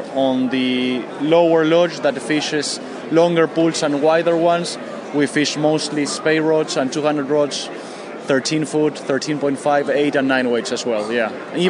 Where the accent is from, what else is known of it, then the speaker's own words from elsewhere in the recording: Argentina; English is a second language; we come all the way from Argentina to try to represent our brands.